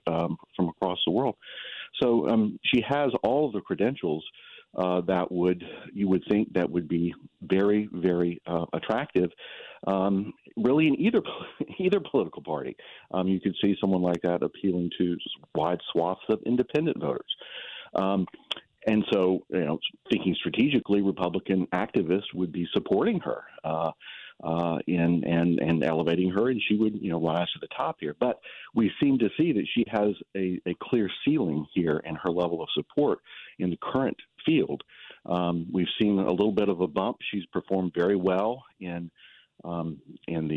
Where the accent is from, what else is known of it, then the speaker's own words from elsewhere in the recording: South Carolina, United States; moved away; I grew up in South Carolina